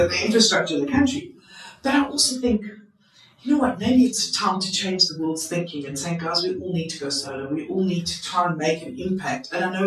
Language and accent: English; South Africa; I'm a South African